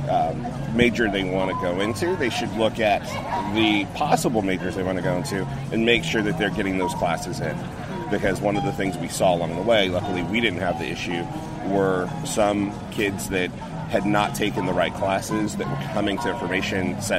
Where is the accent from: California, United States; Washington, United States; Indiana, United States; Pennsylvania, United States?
California, United States; San Jose; From San Jose, California.